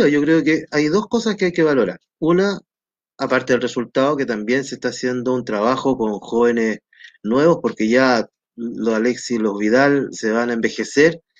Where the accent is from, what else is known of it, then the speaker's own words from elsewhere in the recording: Peru; also born or lived in Copiapó, Chile; nací en Copiapó, cuando mi mamá era muy joven, ¿no es cierto? Eh, luego viajé al Perú porque mi papá era peruano, estudié en Perú en mi vida escolar, luego vine a Chile, estudié unos años aquí en Chile